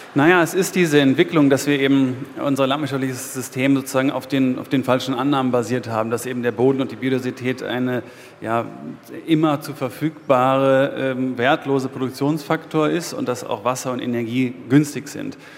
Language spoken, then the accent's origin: German; East Brandenburg, Germany; wenn ich dort groß geworden bin und das meine Heimat ist